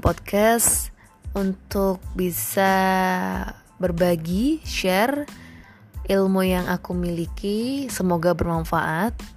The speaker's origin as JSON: {"language": "Indonesian", "town": "Semarang", "region": "Central Java", "country": "Indonesia", "tie": "born or raised there", "said": "asli dari Semarang"}